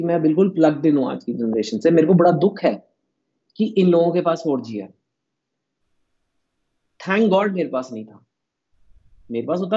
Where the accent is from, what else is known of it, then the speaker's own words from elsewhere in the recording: Punjab, India; you know जो बंगाली है वो मुझसे अलग है मैं पंजाबी हूँ लेकिन हम इंडियन भी हैं